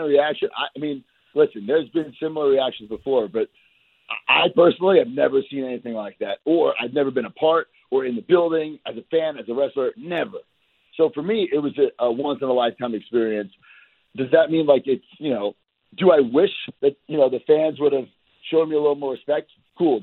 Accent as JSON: {"language": "English", "area": "Long Island", "region": "New York", "country": "United States", "said": "I'm not a New Jersey guy. I hate New Jersey. I am from Long Island"}